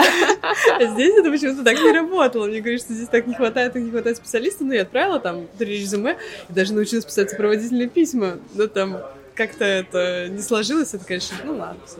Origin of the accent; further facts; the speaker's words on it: Saint Petersburg, Russia; moved away as an adult; now in Cyprus; я из Петербурга